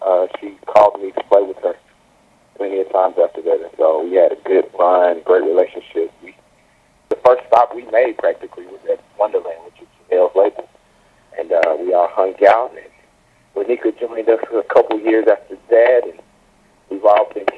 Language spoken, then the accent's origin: English; Memphis, Tennessee, United States; Terrence and I have been knowing each other since we were 11 years old. We're both from Memphis, Tennessee.